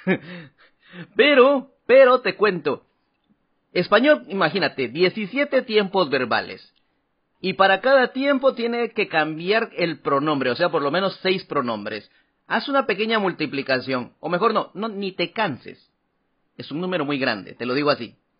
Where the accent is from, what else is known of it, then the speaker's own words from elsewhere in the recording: Guatemala; now in Taiwan; de Guatemala